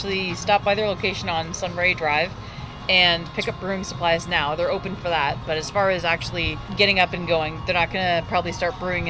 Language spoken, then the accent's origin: English; Oshawa, Ontario, Canada; we're from Oshawa.